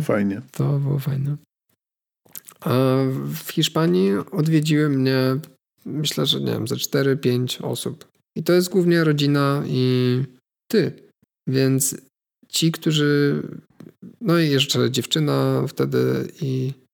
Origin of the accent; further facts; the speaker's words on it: Poland; skąd jestem, nie? no to bardzo chętnie powiem, że z Polski